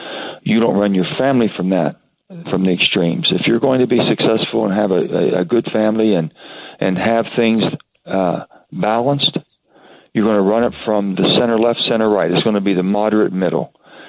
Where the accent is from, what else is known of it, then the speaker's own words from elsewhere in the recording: West Virginia, United States; I'm an American first. I'm a West Virginian second.